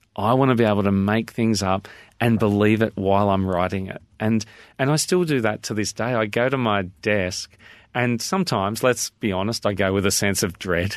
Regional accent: Australia; I'm very Australian

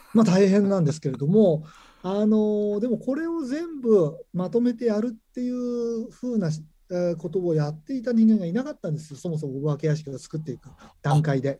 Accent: Nagano, Japan; 僕はあの長野県の方の出身なんですけれども

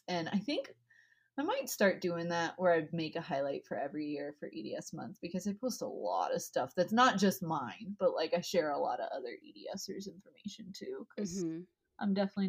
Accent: the South, United States; accent: Southern; this one is my little butter bean that I say in my southern accent, because my granny calls them butter beans.

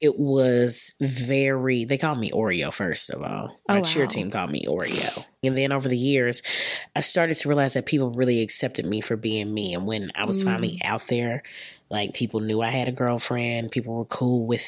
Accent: Keller, Texas, United States; I'm from Texas

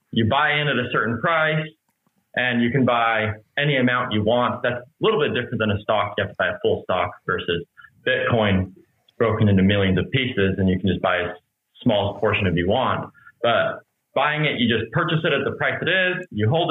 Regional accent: Shelley, Idaho, United States; Born and raised in Shelley

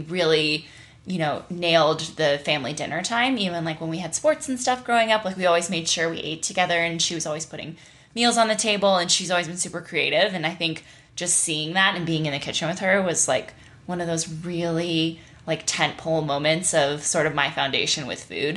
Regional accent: Nashville, Tennessee, United States; also born or lived in Wyoming; born and raised in Wyoming. My family moved to Nashville, Tennessee. I kind of grew up there, basically.

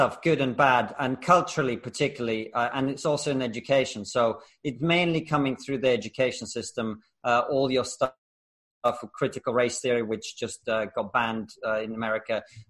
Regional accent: Russia; I come from Russia. My grandparents were born in the Soviet gulag for political prisoners.

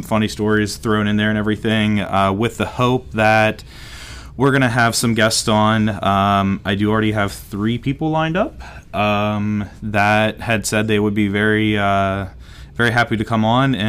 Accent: Western Pennsylvania, United States; we are Western PA guys. I am born and bred here.

